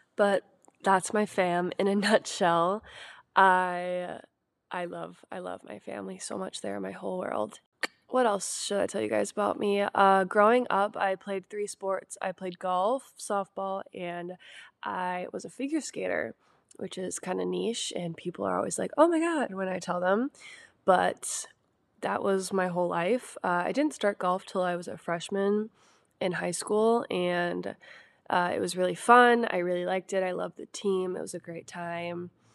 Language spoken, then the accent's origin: English; Wisconsin, United States; I'm from Wisconsin, born and raised, lived here my whole life